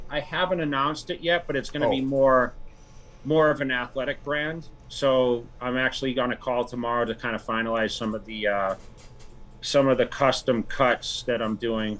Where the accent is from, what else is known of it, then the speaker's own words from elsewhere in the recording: Worcester, Massachusetts, United States; Yeah. I came from Worcester, which is like central.